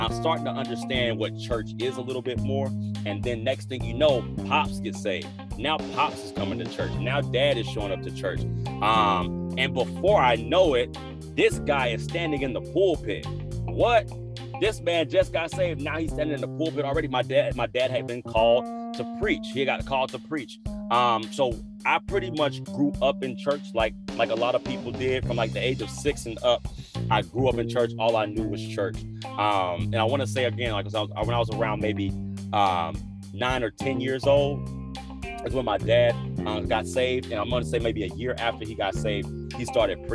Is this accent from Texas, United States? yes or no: yes; Killeen, Texas, United States; I was born and raised in Killeen, Texas